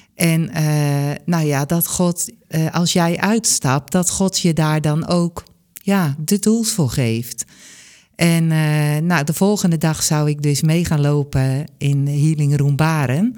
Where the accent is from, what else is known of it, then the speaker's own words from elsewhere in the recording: Bunschoten, Utrecht, Netherlands; uiteindelijk ben ik in Bunschoten geboren